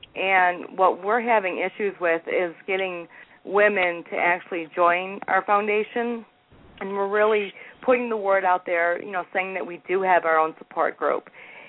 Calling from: Denver, Colorado, United States; in Denver.

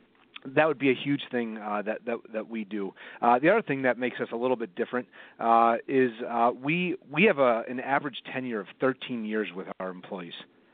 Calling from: Evanston, Illinois, United States; I'm calling from Evanston, Illinois. It's right outside of Chicago.

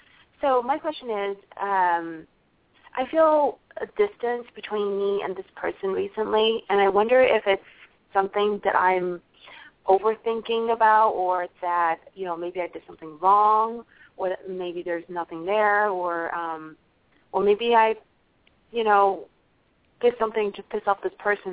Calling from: New York, United States; I'm calling from New York.

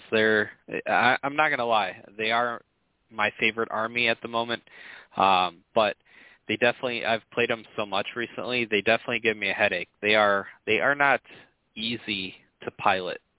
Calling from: Sacramento, California, United States; I'm calling from windy Sacramento, California.

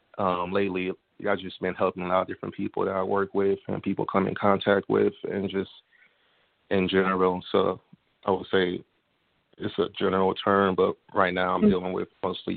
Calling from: Kansas City, United States; Kansas City.

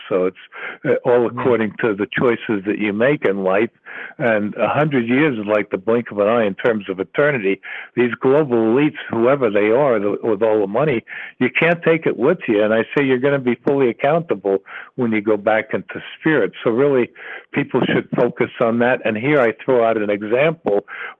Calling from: Virginia, United States; I'm calling from Virginia.

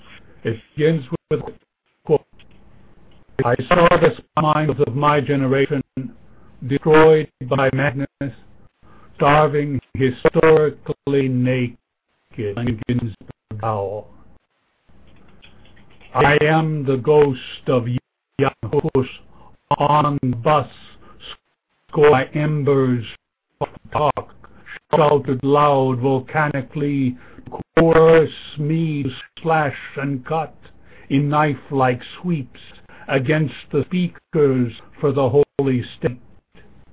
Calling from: Sonoma, California, United States; I'm calling from the Great Sonoma up in Northern California.

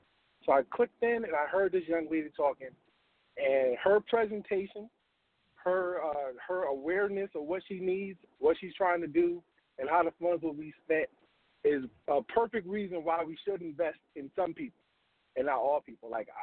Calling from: Washington, District of Columbia, United States; I'm calling from D.C.

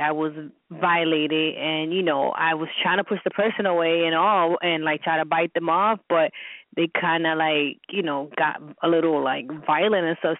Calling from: New York, United States; I'm calling from New York

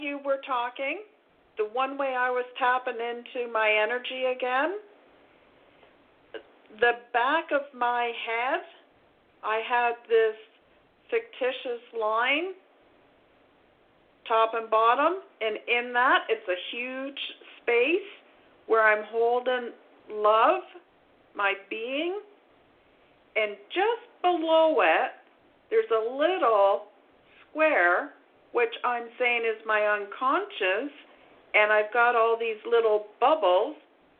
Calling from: Ontario, Canada; I'm calling from Ontario.

